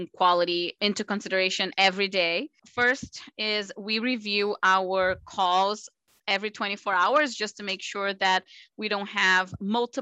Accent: Brazil; moved away as an adult; also born or lived in Miami, United States; now in United States; I'm originally from Brazil. I did residency in Brazil

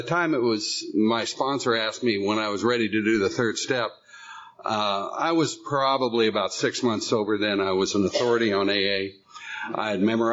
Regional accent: San Diego, California, United States; moved away as an adult; now in Northern California, United States; I lived in, was born and raised in San Diego

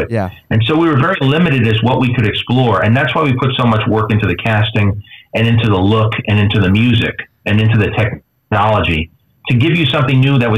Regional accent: New York, United States; you know, I'm from New York, so I don't.

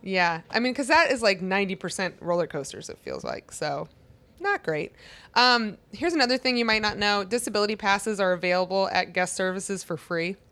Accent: Maryland, United States; Growing up in Maryland

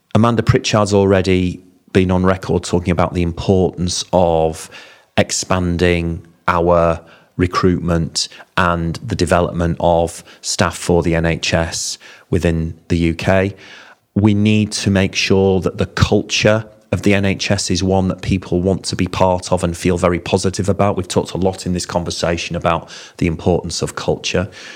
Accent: Bingley, Yorkshire and the Humber, United Kingdom; I'm a Yorkshireman. I'm from Bingley

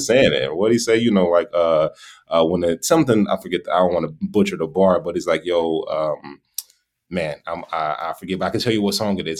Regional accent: Gary, Indiana, United States; also born or lived in Sacramento, California; now in Iowa, United States; I grew up in Gary, Indiana

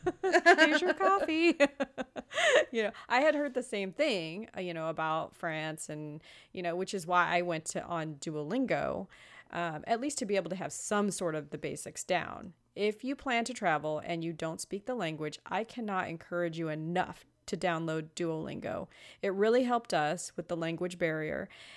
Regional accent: Los Angeles, California, United States; Growing up in Los Angeles, you would think a girl could speak some Spanish. I only knew the bad words.

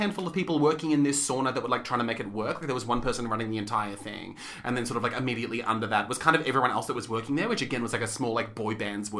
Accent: New York City, New York, United States; when I was growing up in New York City

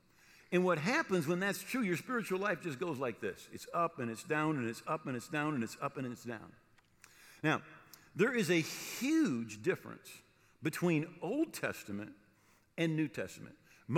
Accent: Granville, United States; when I was growing up, I grew up here in Granville, right across the street, Jeff Blake lived.

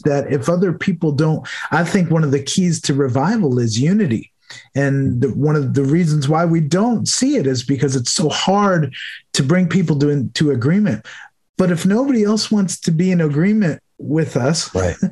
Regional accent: New York, United States; moved away as an adult; also born or lived in Delaware; I moved from New York, where I grew up, to Delaware

